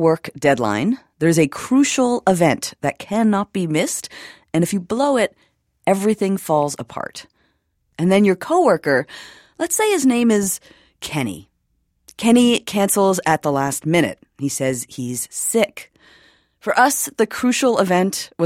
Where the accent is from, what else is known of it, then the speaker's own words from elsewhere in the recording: Toronto, Ontario, Canada; now in New York, United States; I'm from Toronto